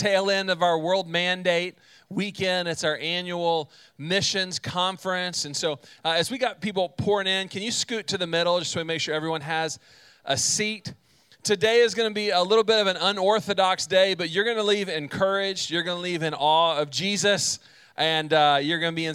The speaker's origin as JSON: {"language": "English", "region": "central Texas", "country": "United States", "tie": "born or raised there", "said": "My family, we are from Texas, but my dad's side of the family lived in North Carolina. And both my parents are teachers, so what that meant is in the summer, they had time off, and we would pack up in the car, and we would drive from central Texas"}